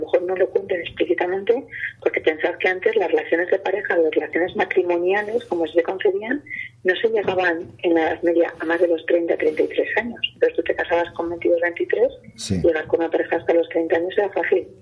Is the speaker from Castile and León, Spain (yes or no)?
yes; Castile and León, Spain; mi tierra, ¿no? Que existe mucho el lechazo eh, de Castilla